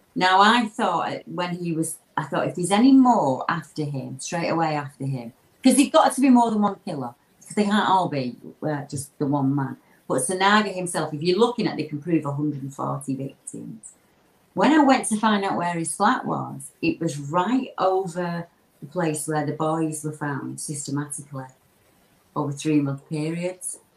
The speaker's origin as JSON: {"language": "English", "area": "Lancashire", "region": "North West England", "country": "United Kingdom", "said": "I'm the …. I'm from Lancashire in the, the UK"}